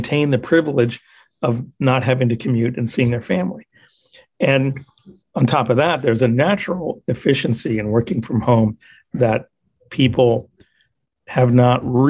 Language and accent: English; Ohio, United States; also born or lived in Indiana / Wisconsin / Illinois; I grew up in the Midwest, the Great Lakes states. So primarily Ohio, but also lived in Indiana and Wisconsin, Illinois, you know, that whole area in there, but mostly Ohio